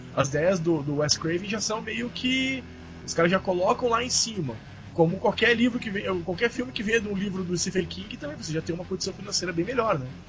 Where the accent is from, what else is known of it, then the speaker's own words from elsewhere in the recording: Curitiba, Paraná, Brazil; eu sou de Curitiba, mas minha família é de Santa Catarina